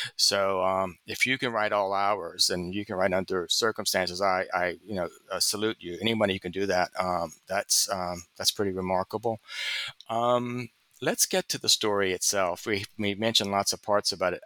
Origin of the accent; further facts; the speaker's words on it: the South, United States; I'm a reader from the South